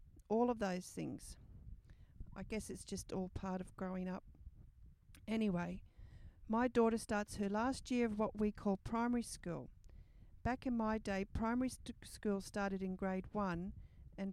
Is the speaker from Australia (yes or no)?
yes; Australia; it's so hot and humid where I'm from